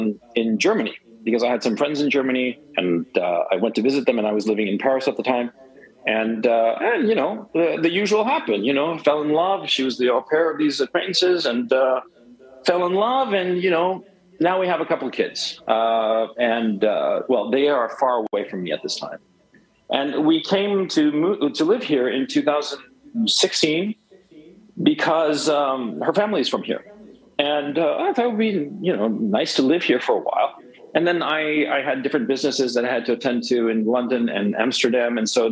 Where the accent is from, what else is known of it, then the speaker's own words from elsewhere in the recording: Chile; English is a second language; also born or lived in United States; I am from Chile. My accent doesn't make it sound that way. And I grew up, I spent a lot of time in the United States.